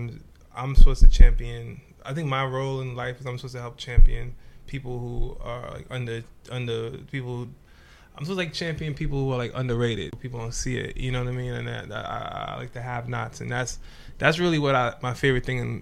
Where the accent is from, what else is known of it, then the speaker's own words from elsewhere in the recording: New York City, New York, United States; also born or lived in Trinidad / Bronx / Los Angeles; I was came to Brooklyn when I was 5